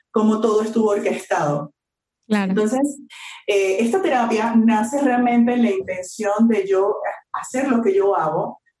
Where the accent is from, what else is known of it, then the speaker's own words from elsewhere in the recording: Venezuela; moved away as an adult; now in Mexico; primero yo soy venezolana. Eh, tengo enamorada de México unos siete años que vivo acá.